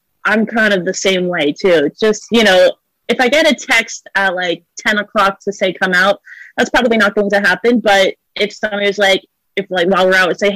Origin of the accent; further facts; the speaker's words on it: New York, United States; I'm 23 from New York